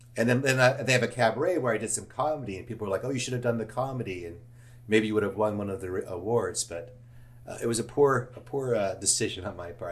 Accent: Los Angeles, California, United States; I grew up in Studio City

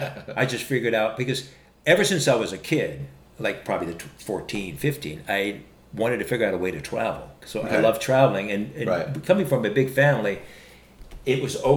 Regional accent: Salem, Oregon, United States; also born or lived in Bloomington, Illinois; I'm from Salem, Oregon, so it was right at the Capitol building. I lived right down the street from there in Salem.

